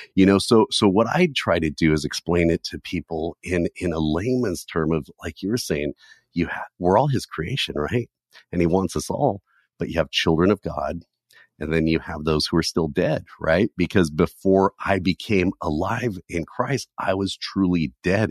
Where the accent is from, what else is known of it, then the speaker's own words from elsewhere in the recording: California, United States; I was born and raised in California